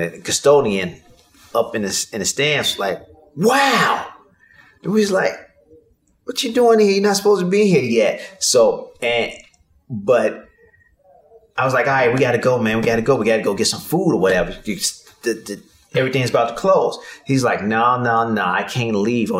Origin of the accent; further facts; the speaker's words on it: Chicago, Illinois, United States; I'm from Chicago